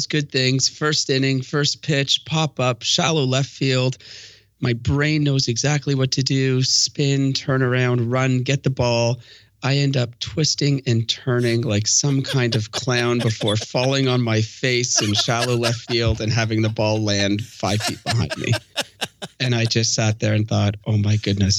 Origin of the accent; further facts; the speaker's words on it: Canada; I'm Canadian. I know I should have grown up playing hockey